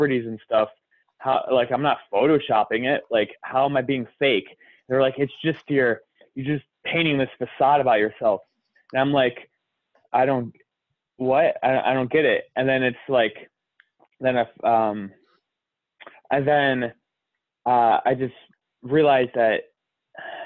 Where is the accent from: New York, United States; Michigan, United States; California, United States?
Michigan, United States; Detroit; I'm from Detroit